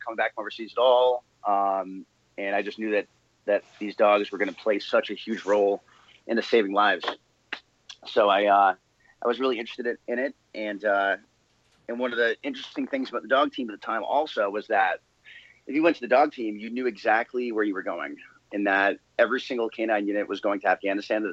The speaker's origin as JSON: {"language": "English", "region": "New England", "country": "United States", "tie": "born or raised there", "moved": "yes", "said": "I grew up in New England, hence being a New England Patriots fan"}